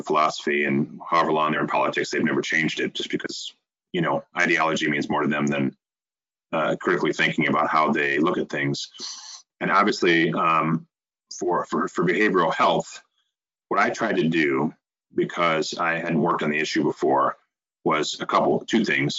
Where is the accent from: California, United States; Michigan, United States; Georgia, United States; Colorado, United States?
Michigan, United States; Flint; we're both from the Flint area